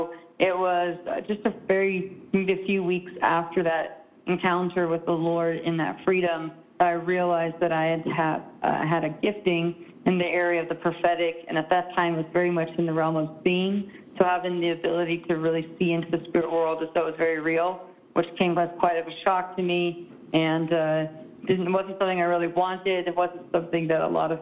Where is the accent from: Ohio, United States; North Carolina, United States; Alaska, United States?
Alaska, United States; Southeast; I'm originally from Alaska, so I was born and raised in Southeast Alaska